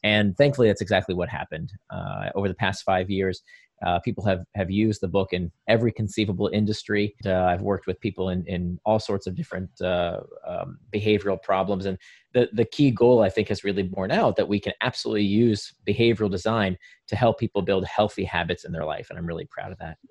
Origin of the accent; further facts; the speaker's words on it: Orlando, Florida, United States; also born or lived in Israel; I grew up in Or, near Orlando, a suburb of Orlando.